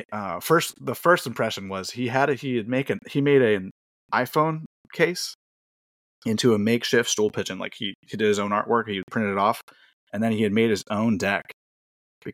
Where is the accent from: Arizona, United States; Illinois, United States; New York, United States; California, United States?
California, United States; Bay Area; I'm from the Bay Area